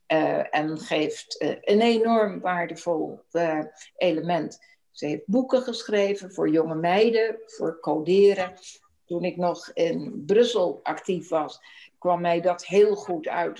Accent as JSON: {"language": "Dutch", "town": "Rotterdam", "region": "South Holland", "country": "Netherlands", "tie": "born or raised there", "said": "geboren en getogen in Rotterdam."}